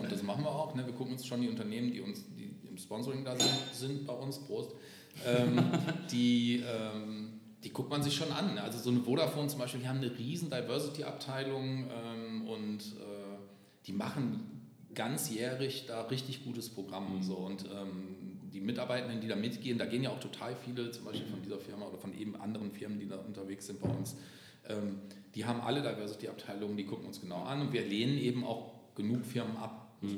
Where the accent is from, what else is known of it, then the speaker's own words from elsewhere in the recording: Moers, North Rhine-Westphalia, Germany; moved away as an adult; now in Cologne, Germany; bin immer aus Mörs, ich komme vom Niederrhein, immer